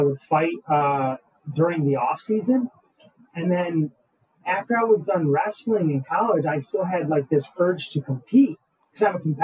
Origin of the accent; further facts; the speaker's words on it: Roseville, Michigan, United States; I'm originally from, Michigan and, grew up in Roseville.